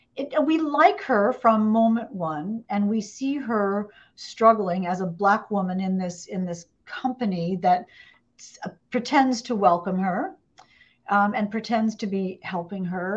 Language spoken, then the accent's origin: English; Indiana, United States; moved away; also born or lived in Atlanta, Georgia; I'm originally from Indiana